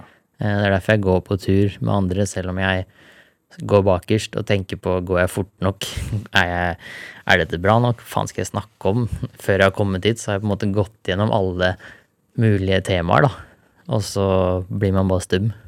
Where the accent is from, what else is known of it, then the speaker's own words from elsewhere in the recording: Larvik, Vestfold, Norway; der jeg vokste opp, og der jeg har tatt mest bilder, er en eh, surfespot utafor Larvik